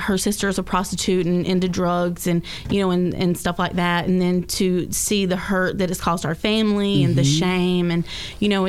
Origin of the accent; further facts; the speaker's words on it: Jesup, Georgia, United States; moved away as an adult; also born or lived in Brunswick, Georgia / Savannah, Georgia; now in Orlando, United States; I am from Georgia, from Jessup. Originally moved here from Brunswick, Georgia in July